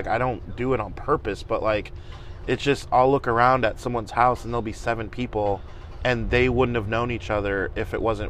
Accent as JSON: {"language": "English", "region": "California", "country": "United States", "lives_now": "Fort Wayne, United States", "said": "I am originally from California. We moved out here so that my dad could go to the seminary here in Fort Wayne."}